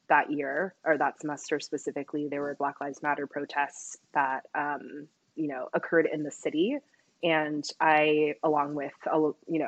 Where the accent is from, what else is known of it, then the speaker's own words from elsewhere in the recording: Taipei, Taiwan; also born or lived in Berkeley, California; now in Washington, D.C., United States; I am originally from Taipei, Taiwan, so pretty far away from home right now.